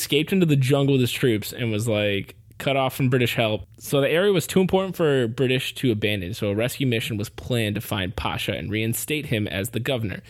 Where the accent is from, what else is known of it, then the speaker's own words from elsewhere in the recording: United States; I'm from America